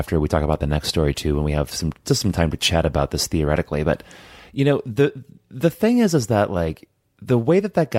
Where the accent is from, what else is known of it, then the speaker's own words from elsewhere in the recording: United States; I grew up in America